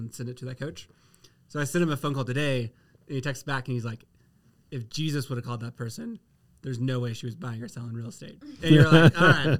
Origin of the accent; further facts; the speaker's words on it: Stillwater, Oklahoma, United States; also born or lived in McKinney, Texas; now in Colorado Springs, United States; I grew up in Stillwater, Oklahoma